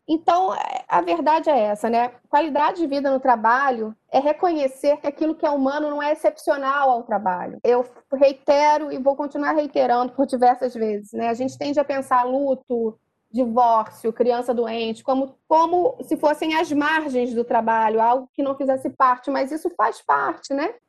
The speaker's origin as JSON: {"language": "Portuguese", "region": "Rio de Janeiro", "country": "Brazil", "said": "eu sou da Tijuca, e na Tijuca a gente tem o famoso carro do camarão de Cabo Frio"}